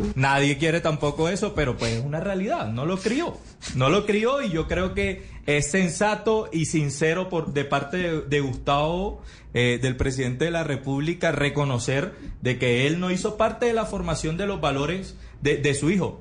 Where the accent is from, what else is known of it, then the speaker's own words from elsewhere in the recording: Barranquilla, Atlántico, Colombia; como barranquillero